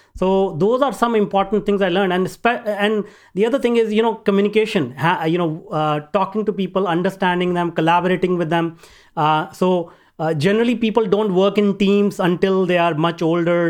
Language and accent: English; northern India, India; now in Vancouver, Canada; I grew up in India, in northern part of India, a very small town